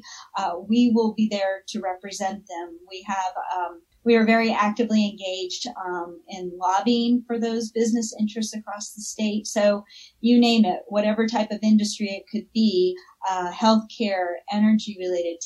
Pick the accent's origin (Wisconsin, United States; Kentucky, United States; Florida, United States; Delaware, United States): Florida, United States; Florida Keys, United States; moved away as an adult; also born or lived in Tallahassee, Florida; now in Colorado, United States; I grew up in the Florida Keys